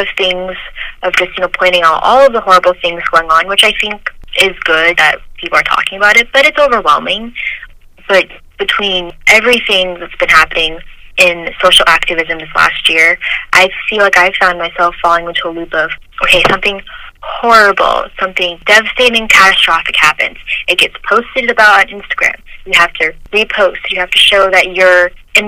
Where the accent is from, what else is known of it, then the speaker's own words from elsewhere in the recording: United States; I am Asian American